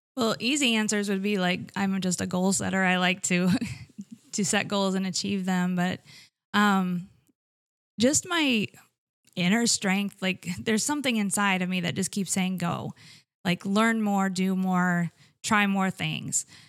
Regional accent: Iowa, United States; moved away as an adult; I grew up in Iowa, born and raised.

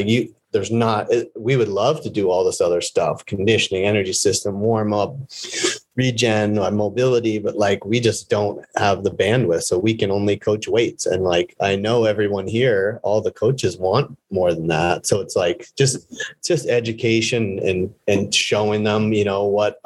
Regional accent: Vermont, United States; the town next to where I grew up in Vermont

